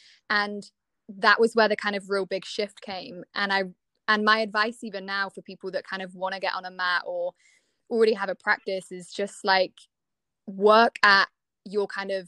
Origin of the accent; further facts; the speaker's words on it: Cornwall, South West England, United Kingdom; moved away as an adult; also born or lived in Bath; So I'm actually from Cornwall, and I kind of always had aspired to be a dancer and had trained lots back home